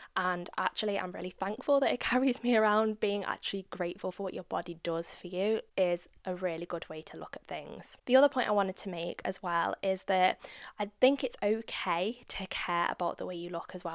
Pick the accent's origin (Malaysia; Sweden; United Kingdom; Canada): United Kingdom; I'm a Brit.